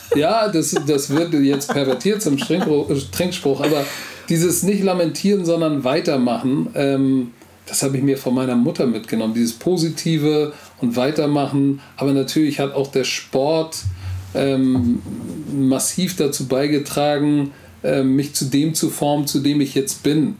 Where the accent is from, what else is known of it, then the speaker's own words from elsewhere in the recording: Hamburg, Germany; first language German; Heimat ist für mich da, wo ich aufgewachsen bin, wo ich jeden Stein kennen, wo du mir jetzt die Augen verbinden kannst und ich kannst mich jetzt hier in der Schanze rauslassen